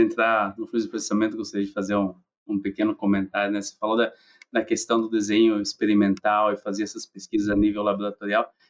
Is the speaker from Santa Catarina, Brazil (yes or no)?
yes; Xavantina, Santa Catarina, Brazil; moved away as an adult; also born or lived in Lages, Santa Catarina; now in Iowa, United States; Sou natural de Santa Catarina, né? nasci numa cidade chamada Chavantina